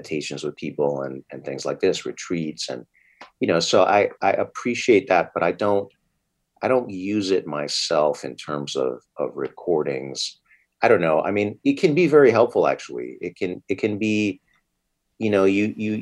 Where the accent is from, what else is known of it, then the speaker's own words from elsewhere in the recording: East Coast, United States; moved away; I'm from the East Coast myself.